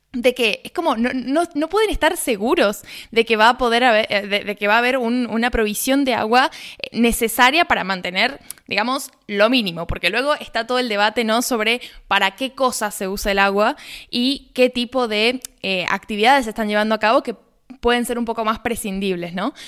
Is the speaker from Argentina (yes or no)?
yes; Argentina